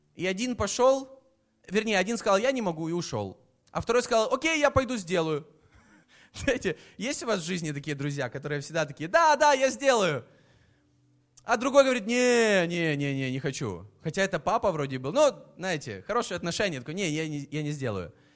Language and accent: Russian; Kyiv, Ukraine; я из Киева, я родился в Киеве